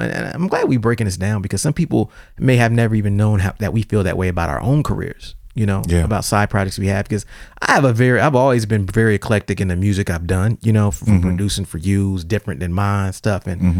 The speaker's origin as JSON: {"language": "English", "region": "New York", "country": "United States", "said": "And I'm from New York, and we not like that, know what I mean? We can't dance a leg, yo."}